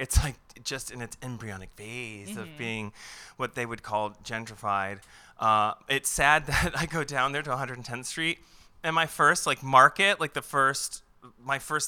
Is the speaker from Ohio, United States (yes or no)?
yes; Ohio, United States; moved away as an adult; now in New York City, United States; I'm from Ohio